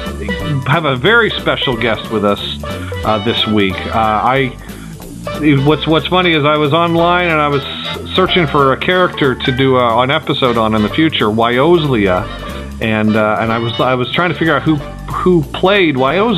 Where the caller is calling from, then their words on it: Tennessee, United States; I'm calling from Tennessee. He's 7 hours ahead of me.